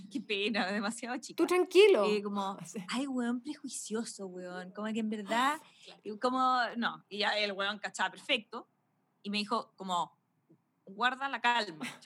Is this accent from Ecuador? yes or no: no; Caracas, Capital District, Venezuela; yo soy venezolano, yo soy de Caracas de toda mi vida